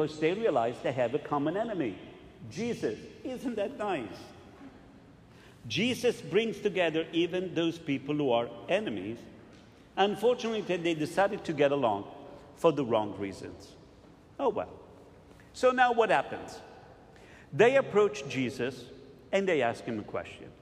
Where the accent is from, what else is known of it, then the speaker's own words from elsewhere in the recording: Italy; moved away; I was growing up in Italy